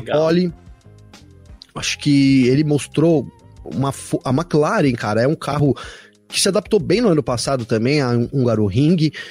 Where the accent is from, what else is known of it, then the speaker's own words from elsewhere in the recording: Brazil; eu sou brasileiro